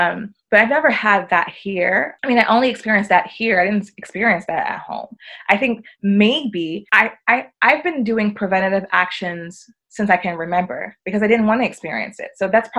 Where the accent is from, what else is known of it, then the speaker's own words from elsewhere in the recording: United Kingdom; accent: British; I had all of that on my British accent and my, you know, designer clothes